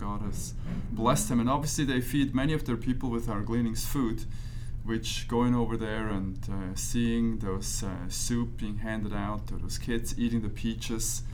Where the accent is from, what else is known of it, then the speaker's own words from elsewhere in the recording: Switzerland; moved away as an adult; now in United States; I grew up in Switzerland